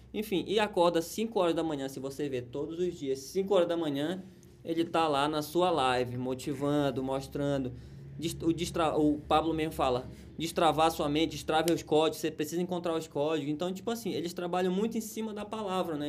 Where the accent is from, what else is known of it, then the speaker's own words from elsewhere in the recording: Pará, Brazil; now in Amazonas, Brazil; Do Pará, que nós somos paraenses, mas nós estamos no Amazonas.